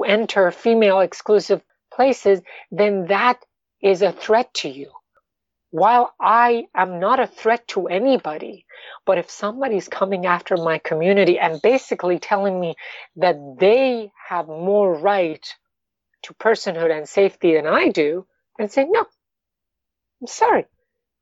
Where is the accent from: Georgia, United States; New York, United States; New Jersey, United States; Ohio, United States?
New York, United States; also born or lived in Iran; I am an Iranian American, but you know, I'm basically a New Yorker.